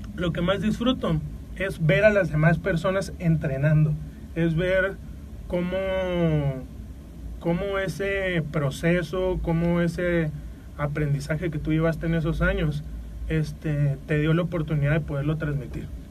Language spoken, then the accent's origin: Spanish; Mexico; nosotros como mexicanos